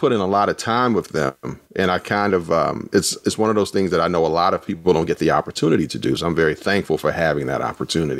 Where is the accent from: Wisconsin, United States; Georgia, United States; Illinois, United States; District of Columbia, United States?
District of Columbia, United States; Washington; now in Durham, United States; I grew up in Washington, D.C.